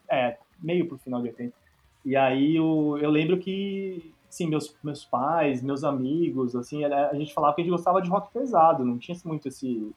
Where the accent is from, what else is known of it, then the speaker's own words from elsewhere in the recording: São Paulo, Brazil; Eu sou de São Paulo, então eu tive a sorte, assim, na real, de, putz, meu pai, meu pai e minha mãe, minha casa era bem musical